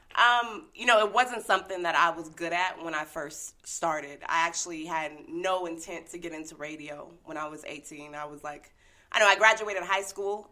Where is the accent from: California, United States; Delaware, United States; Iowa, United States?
California, United States; San Diego; moved away as an adult; also born or lived in Denver, Colorado; I'm in San Diego, my hometown now